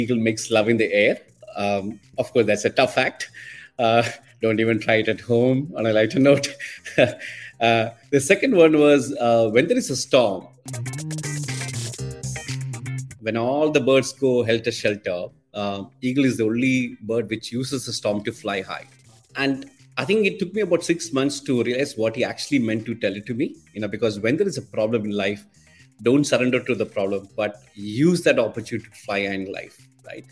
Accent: Kerala, India; moved away as an adult; also born or lived in Mangalore; I grew up in Kerala, in the southern part of Kerala, actually

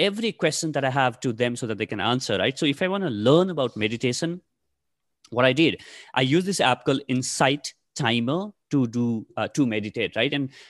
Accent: Nepal; first language ne; English is a second language; moved away as an adult; now in Delhi, India; So I come from Nepal. I'm originally from Nepal. My parents, my parents are from Nepal. And I've studied till my 12th in Nepal. So that's why, you know, that's my mother tongue.

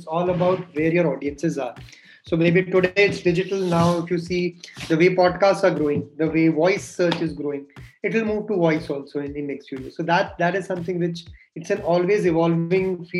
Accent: Jaipur, Rajasthan, India; I'm from Jaipur

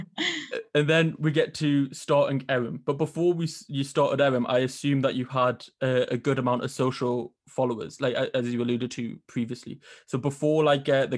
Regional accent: Northern England, United Kingdom; accent: Northern; There's my accent getting ridiculed by Southerners again

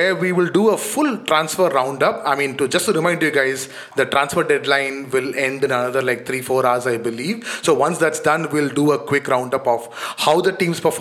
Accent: India; As an Indian

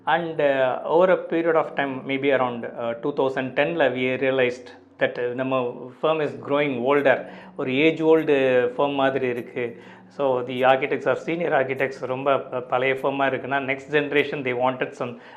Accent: Pudukkottai, Tamil Nadu, India; also born or lived in Valayapatti; வளையப்பட்டின்னு என்னுடைய சொந்த ஊர் நாங்கள் இப்போ பிறந்தது புது இப்போ வளர்ந்ததெல்லாம் புதுக்கோட்டை

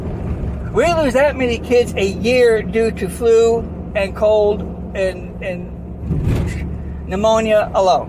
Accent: United States; as an American

